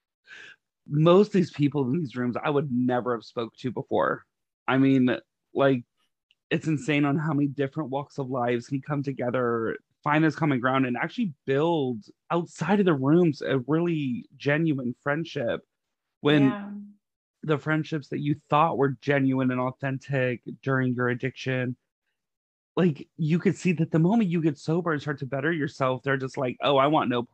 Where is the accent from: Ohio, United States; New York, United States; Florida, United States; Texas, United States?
Texas, United States; I am a podunk from Texas